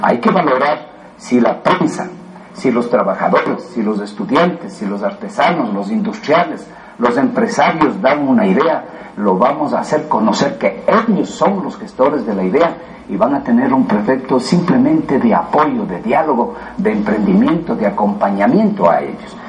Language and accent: Spanish; Chambo, Chimborazo, Ecuador; cantonicé a mi pueblo de Chambo y fui el primer alcalde de Chambo